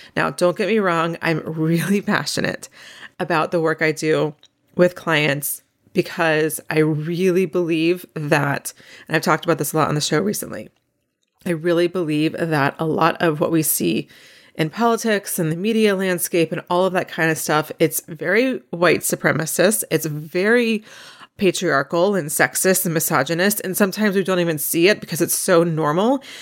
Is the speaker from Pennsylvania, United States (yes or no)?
no; North Carolina, United States; where I grew up in North Carolina